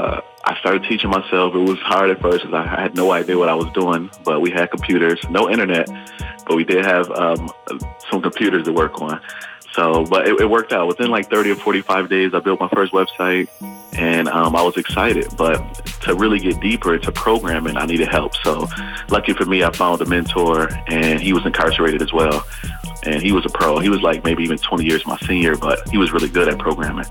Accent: Buffalo, New York, United States; I'm from Buffalo, New York

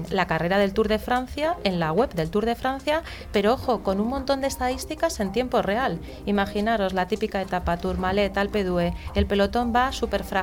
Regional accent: Basque Country, Spain

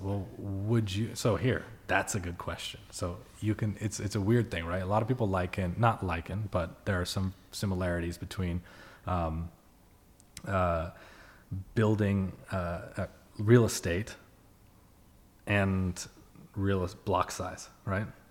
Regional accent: Bay Area, California, United States; I grew up in the Bay Area.

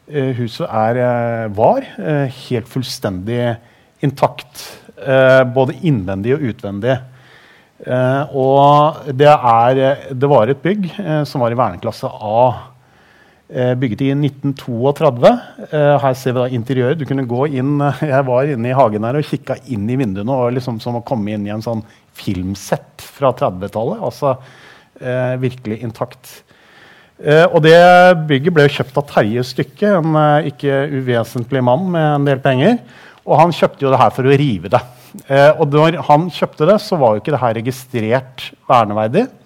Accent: Tønsberg, Vestfold, Norway; now in Drammen, Norway; jeg er jo ikke drammenser, så det kan jeg ikke skryte på meg. Jeg kom fra Tønsberg

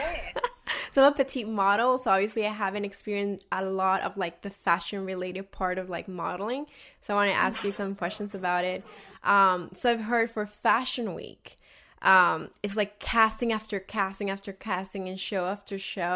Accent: El Salvador; now in Maryland, United States; I'm from El Salvador, so it's like summer weather all

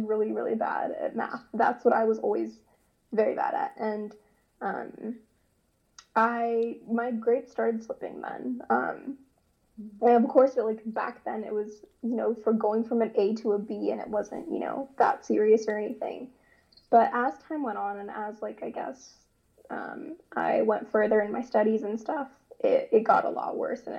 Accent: Ottawa, Ontario, Canada; now in Columbia, United States; originally from Canada. I was born in Ottawa, Ontario, but now I live in the States, in Columbia, South Carolina

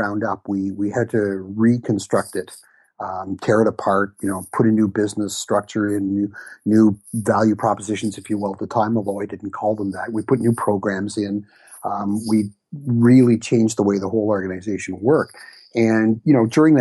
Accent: Ottawa, Ontario, Canada; I'm one of those rare people who was actually born and bred in Ottawa, and I've lived here pretty much all of my life

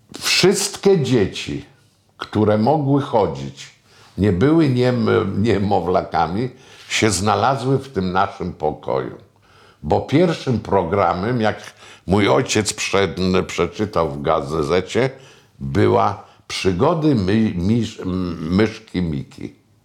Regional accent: Starzyński Dwór near Puck, Pomeranian Voivodeship, Poland; also born or lived in Sopot; tak to wychowywała mnie babcia z dziadkiem w Starzyżynie, tam gdzie urodziłem się pod Puckiem

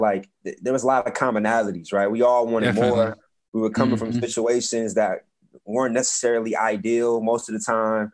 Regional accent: Atlanta, Georgia, United States; moved away as an adult; also born or lived in Nashville / Boston; when I came out of school, I'm from Atlanta, but I came from a school that was kind of considered like, I guess, the hood a little bit

